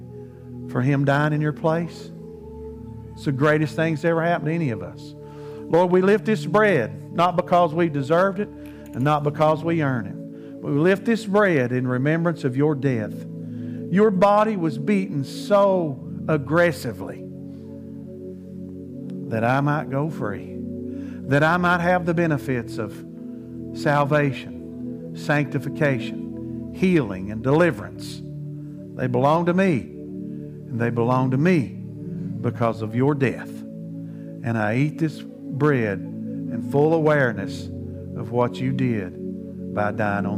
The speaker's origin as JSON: {"language": "English", "country": "United States", "said": "I speak that as American"}